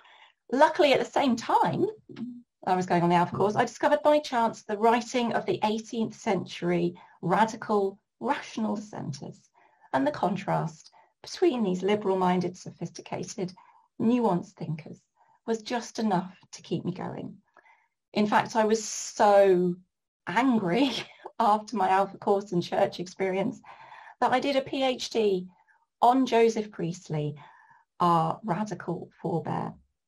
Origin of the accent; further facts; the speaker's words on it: Norwich, East of England, United Kingdom; born there; also born or lived in York / Brighton / Ipswich / Bury St Edmunds; I was born in Norwich and I have also lived in York, in Brighton, in Ipswich, in Bury St Edmunds